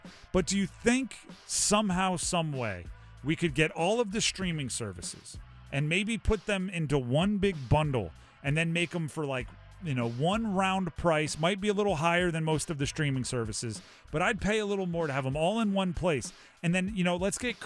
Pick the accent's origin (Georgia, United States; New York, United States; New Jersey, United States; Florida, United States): New Jersey, United States; when I was growing up in New Jersey, we used to go to the Trenton Thunder minor league baseball